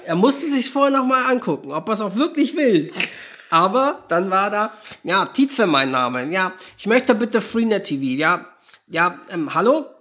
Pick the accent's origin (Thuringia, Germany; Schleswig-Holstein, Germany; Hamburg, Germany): Schleswig-Holstein, Germany; Norderstedt; in der Heimatstadt, wo ich herkomme, in Norderstedt, ja, es ist ein Ort in Schleswig-Holstein